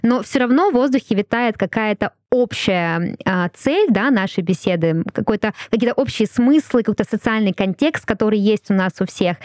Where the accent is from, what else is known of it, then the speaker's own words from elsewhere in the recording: Russia; first language Russian; очень благодарна, что я родилась именно в России